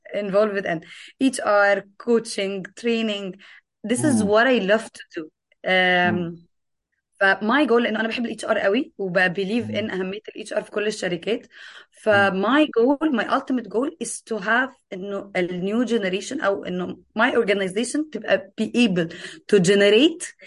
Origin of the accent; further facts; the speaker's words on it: Egypt; عندنا في مصر